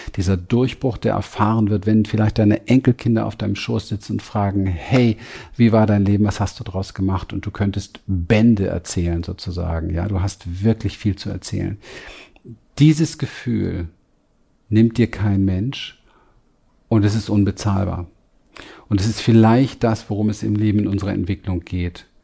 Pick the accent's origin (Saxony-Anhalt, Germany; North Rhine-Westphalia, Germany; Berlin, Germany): Berlin, Germany; ich bin groß geworden in Berlin, im Berliner Hinterhof.